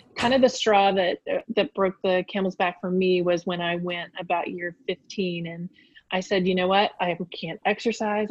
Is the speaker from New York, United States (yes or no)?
no; Richmond, Virginia, United States; I grew up in Richmond, Virginia.